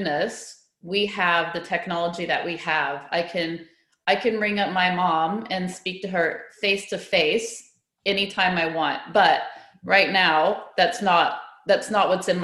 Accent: United States; moved away as an adult; also born or lived in China; now in Australia; I'm from America and all my family is still there

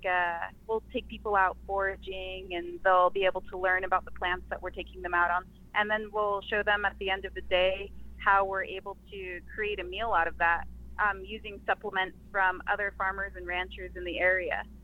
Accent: Farmington, New Mexico, United States; moved away as an adult; also born or lived in Shiprock, New Mexico; now in Phoenix, United States; I'm originally from Shiprock, New Mexico. Grew up in Farmington.

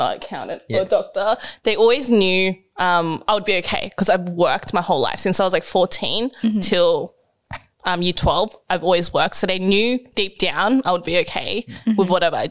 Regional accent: Sydney, New South Wales, Australia; I've lived in Sydney all my life

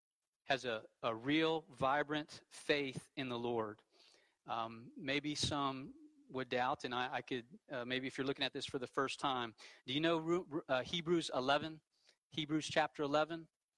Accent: the Bible Belt, United States; You know, I grew up in the Bible Belt. My parents go to church.

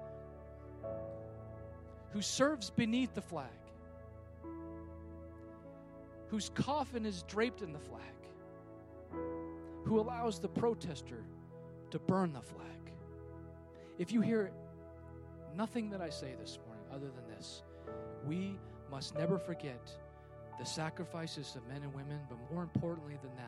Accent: California, United States; moved away; I'm from California

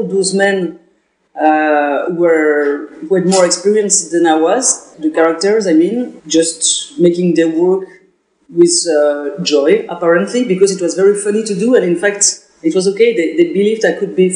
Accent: Belgium; English is a second language; I'm from Belgium

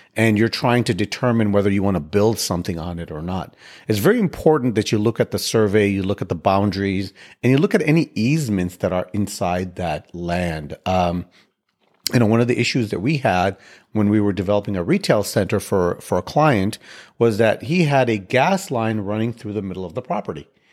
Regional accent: Chicago, Illinois, United States; now in Houston, United States; I live in Houston. I grew up in Chicago.

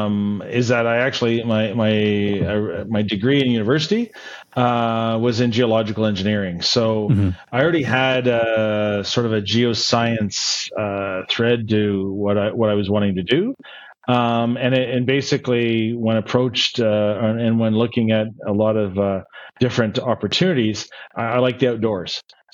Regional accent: Canada; moved away as an adult; now in Dubai, United Arab Emirates; I've been outside of Canada now since 2004, but started my career. I'm Canadian. I started my career there in 1998

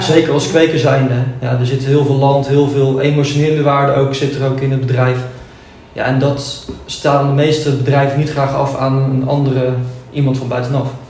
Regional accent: Noordwijkerhout, South Holland, Netherlands; Ik kom uit Noordwijk-Ruid

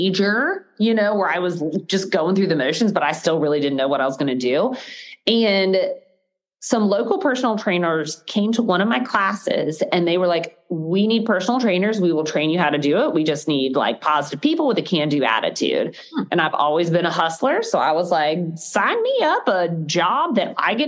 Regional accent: Gainesville, Florida, United States; I grew up in Gainesville, Florida.

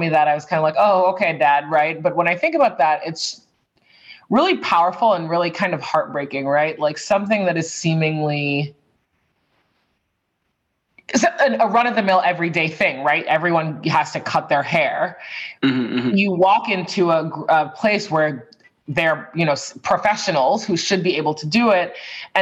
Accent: Boston, Massachusetts, United States; also born or lived in San Francisco / Madrid; I grew up on the East Coast in Boston, but I've lived all over the place, Boston, San Francisco, Madrid for a little bit, and now I'm back in Boston.

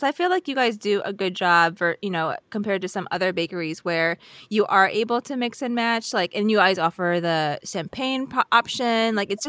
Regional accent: Philippines; I'm Filipino and I love mango.

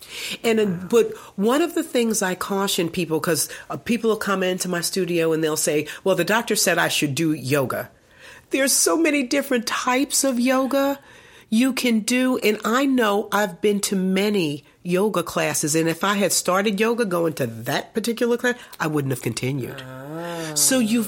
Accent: United States; as African American women

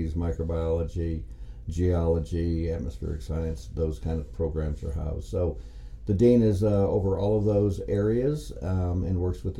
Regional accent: Denver, Colorado, United States; now in Texas Panhandle, United States; I was born in Denver, Colorado

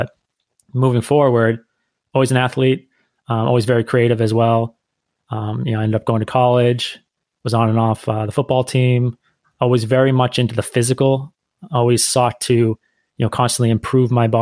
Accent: Northeast United States, United States; I'm the American of the group. I grew up in the Northeast part of the United States, and that's where I'm currently residing as well

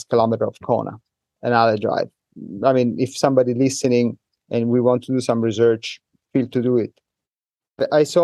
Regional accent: Italy; English is a second language; moved away as an adult; now in Hong Kong; I'm from Italy

